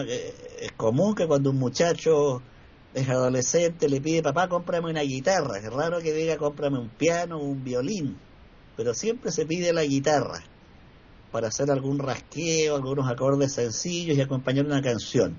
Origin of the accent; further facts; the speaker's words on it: Chile; acá en Chile